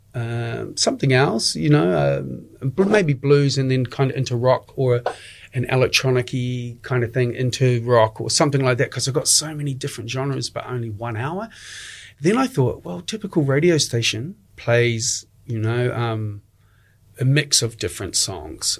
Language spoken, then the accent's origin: English; Dunedin, Otago, New Zealand; moved away as an adult; also born or lived in Australia / England / Istanbul / Sydney; I'm originally from Dunedin. I left when I was 21